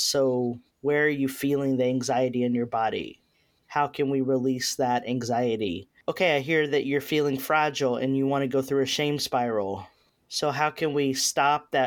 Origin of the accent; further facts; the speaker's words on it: Texas, United States; also born or lived in Berkeley, California; now in Nashville, United States; I'm from Texas, didn't want to return to Texas, so came to Nashville